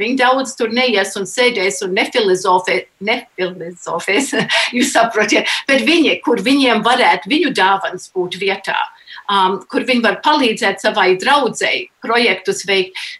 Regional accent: United States; es nedzimu Latvijā, es piedzimu ASV, bet tas bija ieaudzināts, ka tas ir tā ir tava identitāte

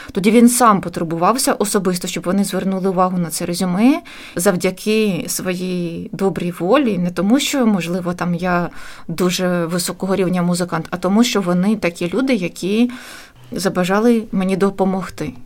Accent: Chernihiv, Chernihiv Oblast, Ukraine; moved away as an adult; now in Riga, Latvia; був невеликий симфонічний оркестр в моєму рідному місті

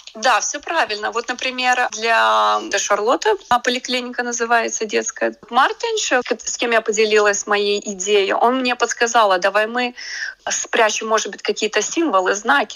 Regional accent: Riga, Latvia; moved away as an adult; now in United States; для Риги, для моего родного города

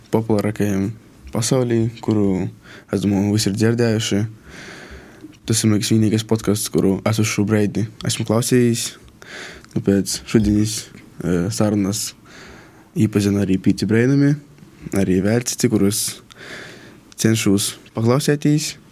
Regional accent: Malta, Latgale, Latvia; Mēs esam no Maltas. Abi mm. divi.

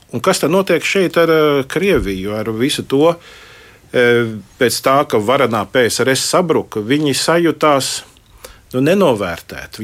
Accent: Latvia; es esmu no Latvijas, no bijušās Padomju Savienības

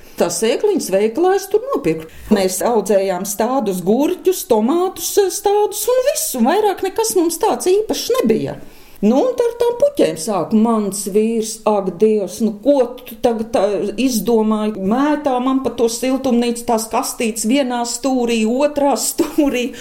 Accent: Eleja, Jelgava Municipality, Latvia; Te ir mana dzimtā puse, Elēja.

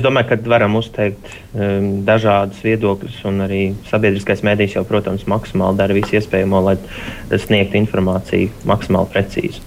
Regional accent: Latvia; mēs jau esam tāda latvieši, jau tāda atbalstoša tauta

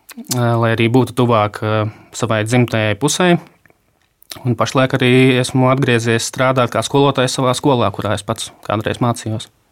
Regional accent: Rēzekne, Latgale, Latvia; also born or lived in Riga; esmu dzimis Rēzaknē, pabeidzis uh, tur vidusskolu

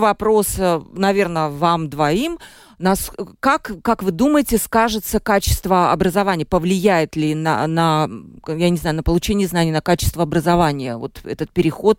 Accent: Mārupe Municipality, Latvia; я сама из Марупа

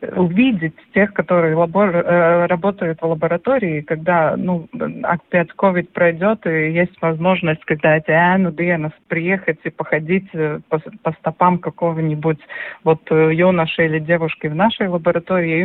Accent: Gulbene, Latvia; я родилась в Губине, у нас была корова

